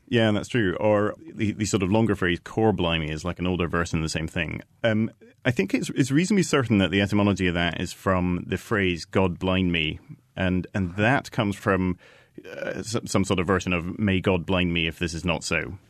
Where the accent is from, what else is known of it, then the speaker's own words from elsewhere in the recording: Edinburgh, Scotland, United Kingdom; moved away; also born or lived in London; I grew up in Edinburgh. I lived in London for ten years